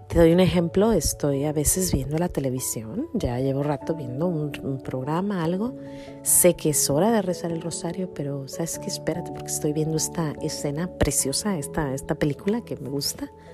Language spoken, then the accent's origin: Spanish; Mexico; moved away; una facilita que se daba mucho en mi pueblo